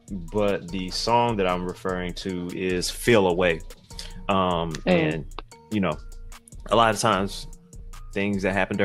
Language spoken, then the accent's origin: English; Atlanta, Georgia, United States; So, y'all know I'm from Atlanta.